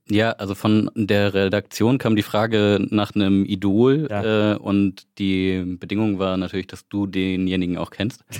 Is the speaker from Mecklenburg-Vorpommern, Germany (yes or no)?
yes; Wismar, Mecklenburg-Vorpommern, Germany; now in Leipzig, Germany; ich komme würdig aus Wismar, lebe aber in Leipzig schon seit einigen Jahren